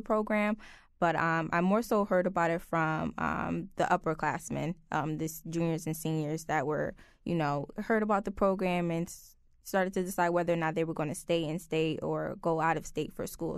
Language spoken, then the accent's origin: English; New Haven, Connecticut, United States; born and raised in New Haven